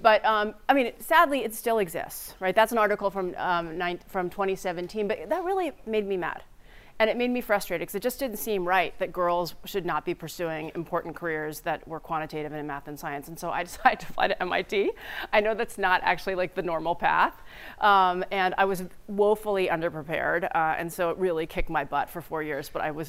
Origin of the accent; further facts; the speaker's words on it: New Jersey, United States; also born or lived in Staten Island; I was born in Staten Island, New York. And then I moved to New Jersey